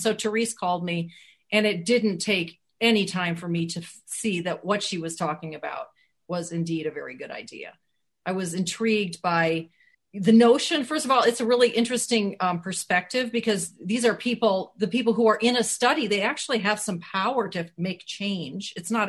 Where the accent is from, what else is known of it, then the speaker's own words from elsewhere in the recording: Wisconsin, United States; because it's set in my home state, Wisconsin. I feel like these are my people.